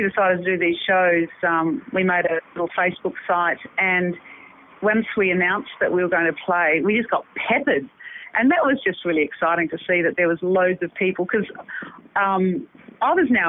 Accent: Sydney, New South Wales, Australia; now in Adelaide, Australia; No, I came over from Sydney.

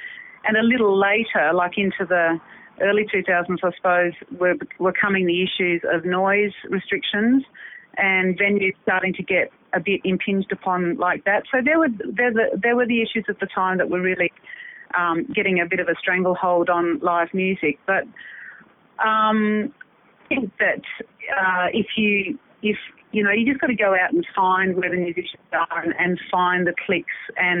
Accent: Sydney, New South Wales, Australia; now in Adelaide, Australia; No, I came over from Sydney.

